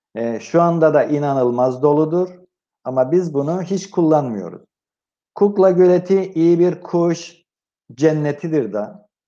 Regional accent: Cyprus; moved away; güneye doğduğum yere gittim

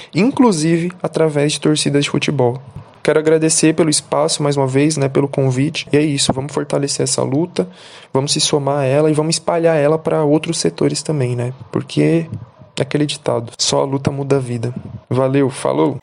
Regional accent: São Paulo, Brazil; now in Guarulhos, Brazil; sou cria da Brasilândia, zona norte de São Paulo, e atual morador de Guarulhos

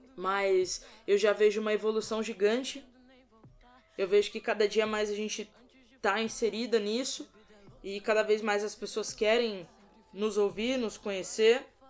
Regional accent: São Paulo, Brazil; sou paulista, tenho 26

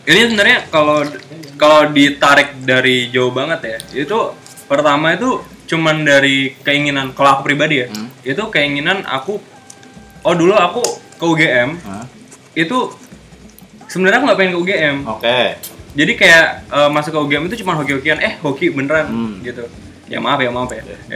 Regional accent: Kalimantan, Indonesia; aku dari Kalimantan Oke, sabi uh -uh. Nah. Jawa aku suku Jawa loh

